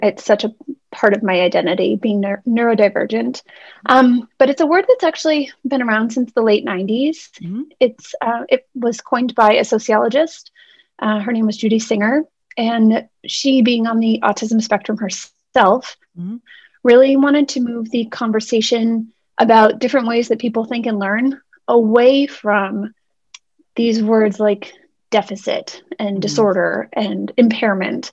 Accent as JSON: {"language": "English", "town": "Boston", "region": "Massachusetts", "country": "United States", "tie": "born or raised there", "said": "I was born and raised in Boston, Massachusetts"}